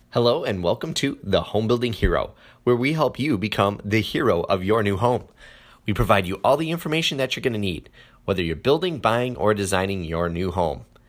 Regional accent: Wisconsin, United States; my home state here, Green Bay, Wisconsin

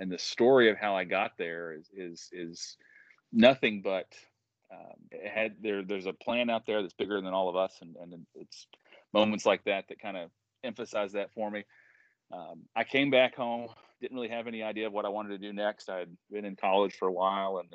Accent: Williamson, West Virginia, United States; I grew up in Williamson, down in Mingo County

